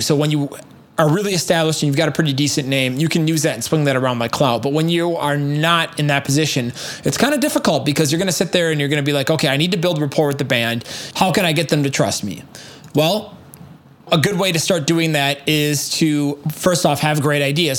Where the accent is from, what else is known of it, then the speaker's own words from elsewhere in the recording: United States; being an American American